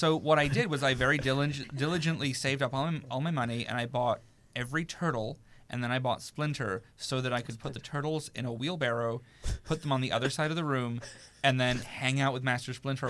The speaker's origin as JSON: {"language": "English", "country": "New Zealand", "said": "And I was like, I'm from New Zealand. I can't go home."}